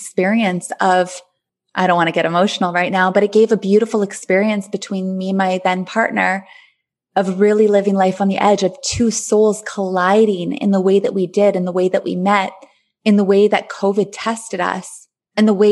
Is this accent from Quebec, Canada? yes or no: no; Thunder Bay, Ontario, Canada; moved away as an adult; also born or lived in Grenada; back in my hometown, Thunder Bay, which I love so much